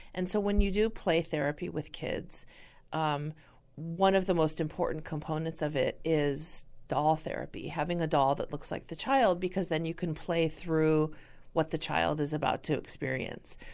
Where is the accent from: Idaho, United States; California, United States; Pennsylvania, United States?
California, United States; now in Wisconsin, United States; I'm originally from California